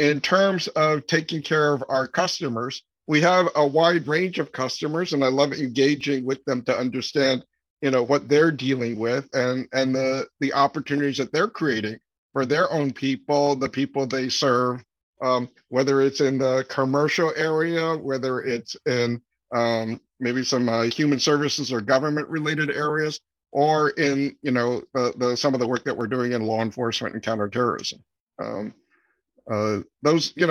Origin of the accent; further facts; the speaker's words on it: Florida, United States; moved away as an adult; also born or lived in New York / Philadelphia / Taiwan (parents) / Massachusetts; I was born in New York. Grew up there for a few years, moved to Philadelphia, but primarily grew up in Florida, in the Orlando and Sarasota areas from like fourth grade on, graduated from high school down there